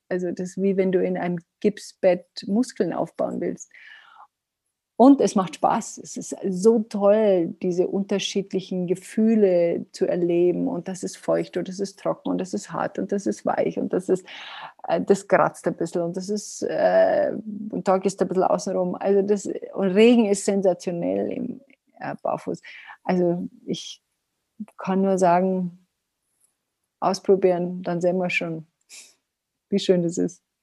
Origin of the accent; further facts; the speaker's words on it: Bavaria, Germany; Also ich hieß als Neunjährige hieß ich bei uns in Bayern, in, bei uns, wo ich aufgewachsen bin, die beleidigte Leberwurst.